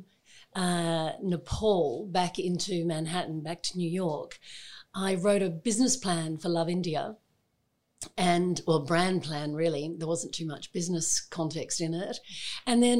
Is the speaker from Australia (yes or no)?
yes; Adelaide, South Australia, Australia; moved away as an adult; also born or lived in Sydney / Melbourne; I was born here in Adelaide and I went to school here and then also spent a chunk of time in Sydney as a child and we came back to Adelaide.